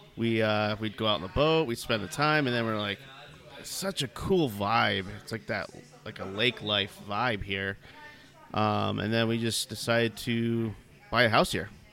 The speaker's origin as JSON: {"language": "English", "region": "New Hampshire", "country": "United States", "tie": "born or raised there", "moved": "as an adult", "lives_now": "Texas, United States", "said": "I come from New Hampshire originally. Um, mm-hmm. So Grew up in a small town"}